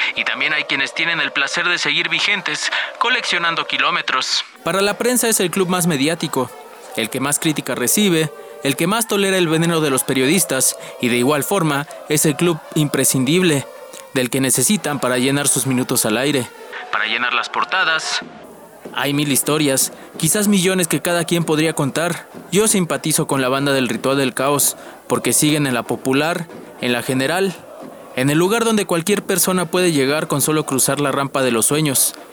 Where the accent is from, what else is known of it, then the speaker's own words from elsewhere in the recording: Mexico City, Mexico; soy oriundo de la Ciudad de México